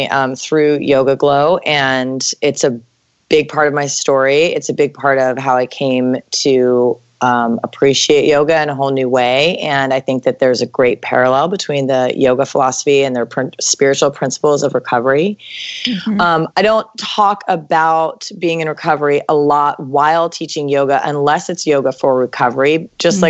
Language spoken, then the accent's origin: English; Washington, District of Columbia, United States; now in San Francisco, United States; I grew up in DC.